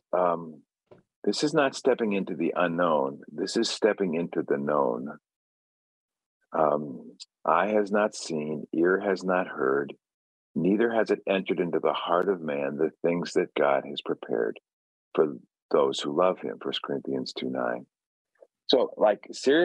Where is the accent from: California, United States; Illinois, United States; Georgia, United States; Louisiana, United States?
Illinois, United States; Chicago; I grew up in Chicago